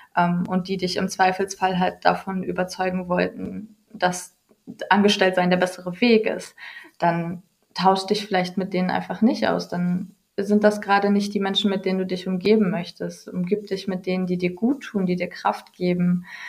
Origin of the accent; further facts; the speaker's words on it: Ruhr area, North Rhine-Westphalia, Germany; ich komme aus dem Ruhrgebiet